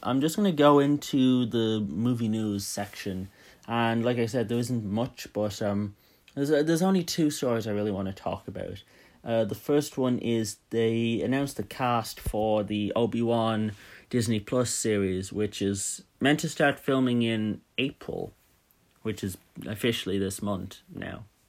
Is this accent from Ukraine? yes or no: no; Dublin, Leinster, Ireland; I'm from Dublin